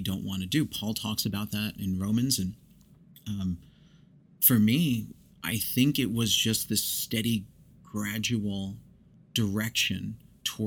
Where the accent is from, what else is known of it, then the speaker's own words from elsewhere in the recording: New York, United States; now in Oklahoma, United States; I grew up in New York